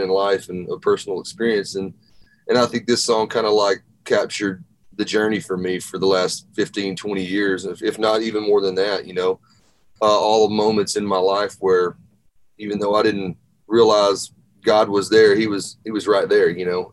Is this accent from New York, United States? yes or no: no; Arkansas, United States; moved away as an adult; now in Nashville, United States; I grew up in Arkansas